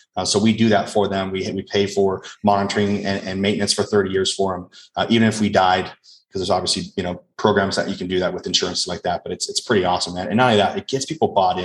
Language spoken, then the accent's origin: English; Las Vegas, Nevada, United States; first language English; I grew up in Las Vegas